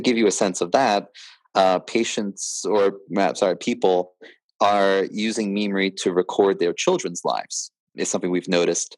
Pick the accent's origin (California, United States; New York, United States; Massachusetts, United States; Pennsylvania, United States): Pennsylvania, United States; I think of myself as an American first rather than a Pennsylvanian